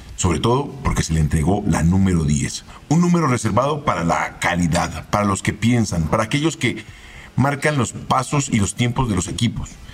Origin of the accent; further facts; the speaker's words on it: Colombia; los colombianos